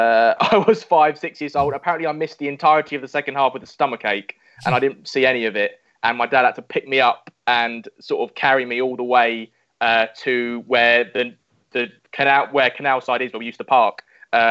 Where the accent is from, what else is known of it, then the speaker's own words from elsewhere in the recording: London, United Kingdom; So I was born and bred in East London, born in Leytonstone, moved to Southwood when I was about 5.